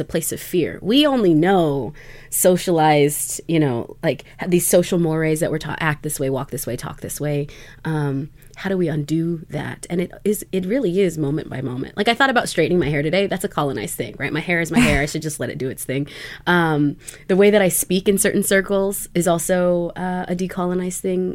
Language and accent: English; Nez Perce Nation of Idaho, United States; I am a citizen of the Nimipu Nation or Nez Perce Nation of Idaho um, and beyond